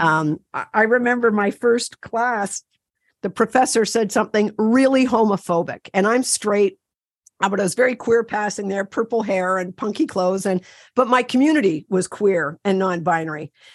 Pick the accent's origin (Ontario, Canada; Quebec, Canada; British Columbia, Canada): Ontario, Canada; I'm from Canada. I'm from Ontario, canoe country.